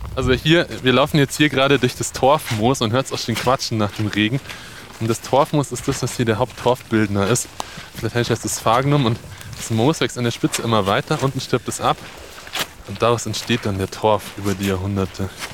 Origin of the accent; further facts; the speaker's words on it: Bavaria, Germany; bei uns in Bayern